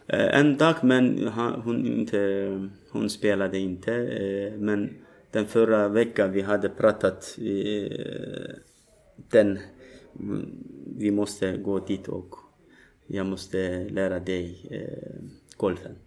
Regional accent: Turkey; Swedish is a second language; moved away as an adult; now in Malmö, Sweden; jag kommer från Turkiet eh, för eh, snart tre år sedan. Jag var tvungen att fly ur mitt hemland

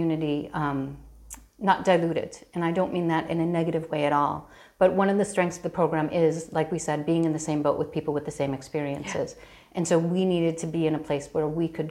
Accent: Chicago, Illinois, United States; moved away as an adult; now in Galway, Ireland; I grew up in Chicago to an Irish mother and an American father.

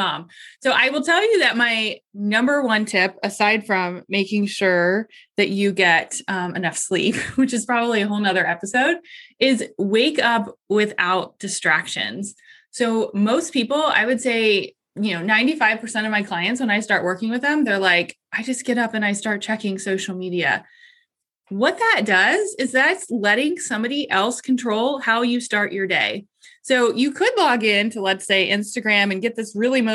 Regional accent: Columbus, Ohio, United States; I am from Columbus, Ohio.

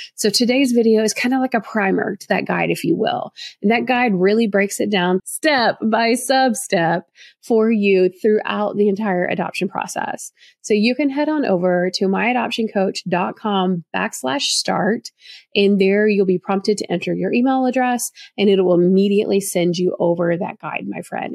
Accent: the South, Southern United States, United States; accent: Southern; my Southern accent in me.

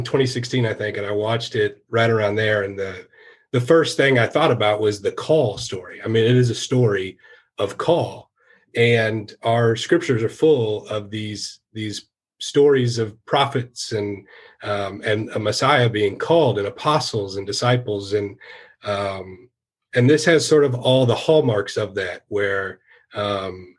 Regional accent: Macon, Missouri, United States; moved away as an adult; also born or lived in Texas; now in Troy, Missouri, United States; I'm originally from Missouri, from a little town called Macon.

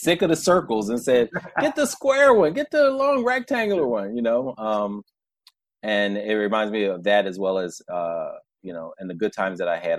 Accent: New York, United States; born or raised there

